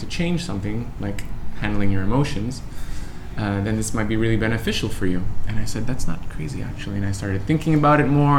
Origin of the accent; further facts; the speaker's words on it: Canada; I'm from Canada